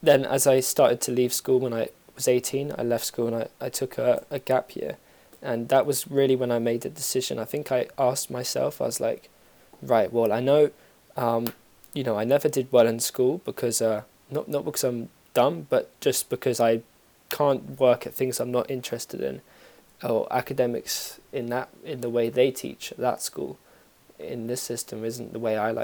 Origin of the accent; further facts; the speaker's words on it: London, United Kingdom; also born or lived in Bristol; I'm from London. I'm actually, well, originally I'm half South African, but I'm from London.